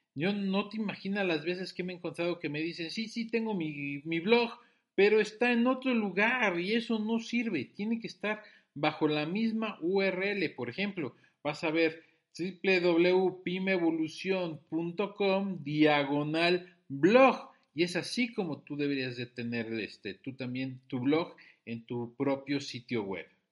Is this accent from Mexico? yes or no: yes; Mexico; Soy un emprendedor mexicano